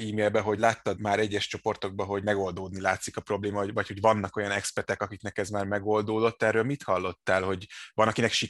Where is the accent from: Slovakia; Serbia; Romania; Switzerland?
Switzerland; Hungarian is a second language; moved away as an adult; also born or lived in Italy; now in Budapest, Hungary; én Svájcban nőttem föl, de olasz vagyok, igen.